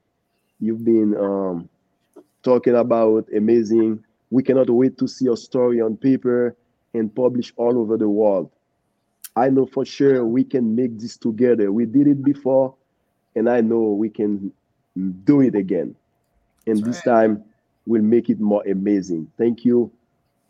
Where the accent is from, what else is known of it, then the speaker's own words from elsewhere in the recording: Haiti; moved away; growing up in Haiti in a poor family